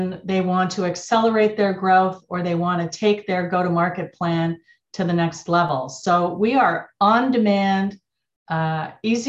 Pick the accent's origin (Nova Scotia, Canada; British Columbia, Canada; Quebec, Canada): Quebec, Canada; Montreal; moved away as an adult; also born or lived in Silicon Valley; now in United States; I'm Canadian. I grew up in Montreal